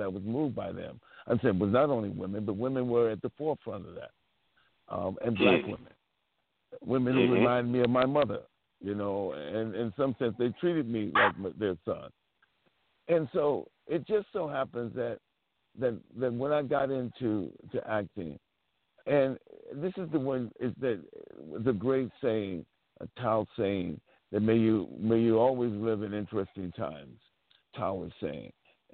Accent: San Francisco, California, United States; I lived and born and raised in San Francisco

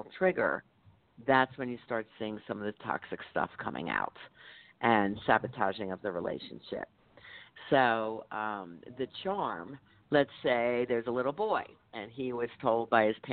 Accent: Philadelphia, Pennsylvania, United States; I'm from Philly. I'm a Philly girl

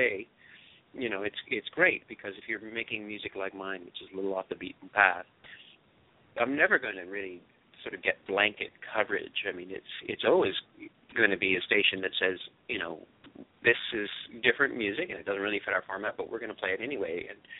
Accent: Canada; It's funny, I come from Canada, where the equivalent of PBS would be CBC, which is our national broadcaster.

